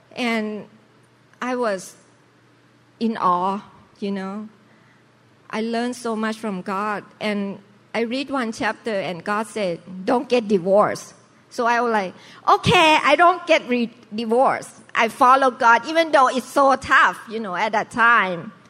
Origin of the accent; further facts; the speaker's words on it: Bangkok, Thailand; now in United States; normal lifestyle Chinese family in Thailand. So we uh, in the uh, merchant's family, so we sell fruit uh, in Sipraya city in Bangkok. So I grew up, have to work